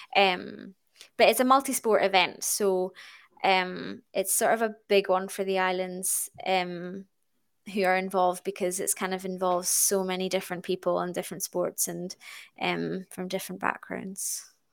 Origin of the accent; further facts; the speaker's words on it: Stornoway, Scotland, United Kingdom; I'm born and brought up in Stornoway on the Isle of Lewis, um, in the Outer Hebrides.